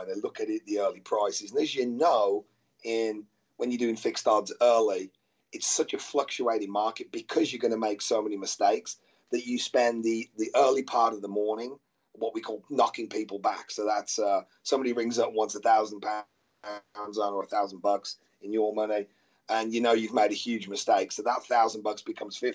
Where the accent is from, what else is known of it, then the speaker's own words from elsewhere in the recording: Birmingham, West Midlands, United Kingdom; moved away; Obviously I'm from Birmingham. So was my dad and my granddad